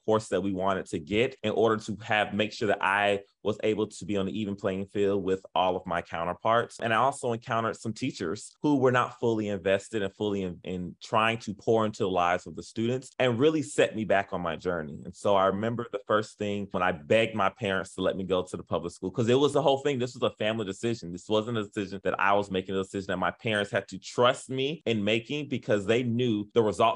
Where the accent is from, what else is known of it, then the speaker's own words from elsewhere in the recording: Miami, Florida, United States; moved away as an adult; also born or lived in Charlotte, North Carolina; now in Memphis, United States; I'm originally from Miami-Dade, Florida.